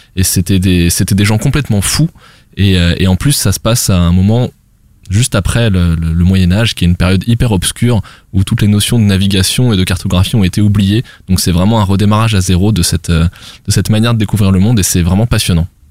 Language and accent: French; France; nous euh, petits euh, Français